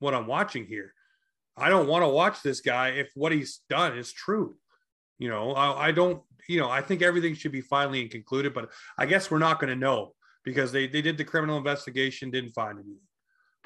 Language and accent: English; Toronto, Ontario, Canada; now in Nova Scotia, Canada; my hometown in Toronto, Ontario.